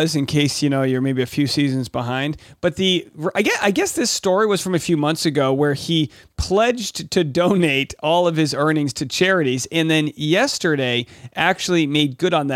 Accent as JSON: {"language": "English", "region": "Rhode Island", "country": "United States", "tie": "born or raised there", "said": "my hometown in Rhode Island"}